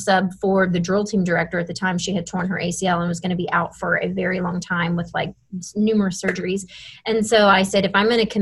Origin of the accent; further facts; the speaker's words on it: Dallas, Texas, United States; moved away as an adult; also born or lived in Austin, Texas; now in Fort Worth, United States; I was born and raised in Dallas and then went to school in Austin